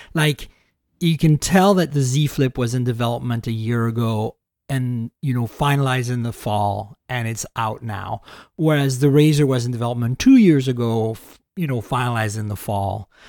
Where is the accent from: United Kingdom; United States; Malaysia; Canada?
Canada; I'm Canadian